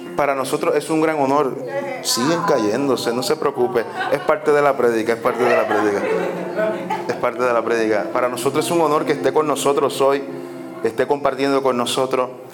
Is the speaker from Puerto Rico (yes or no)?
yes; Puerto Rico; nuestra cultura como puertorriqueños, nuestra cultura puertorriqueña es una cultura muy peculiar